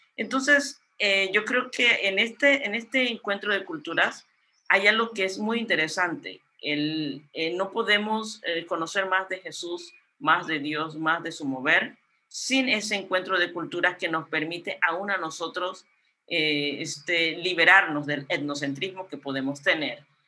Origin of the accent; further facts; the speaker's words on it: Guna Yala, Panama; soy de la familia Cunadule, un pueblo indígena en Panamá y Colombia, quienes vivimos ancestralmente en estos territorios. Y actualmente soy de la comarca de Cunayala, es una de las islas del Caribe panameño